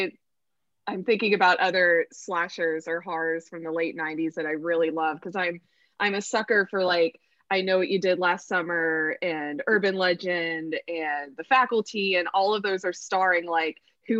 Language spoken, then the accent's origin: English; the Bible Belt, United States; I grew up in the Bible Belt